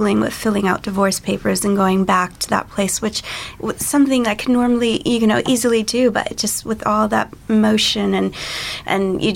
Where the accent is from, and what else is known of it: California, United States; moved away as an adult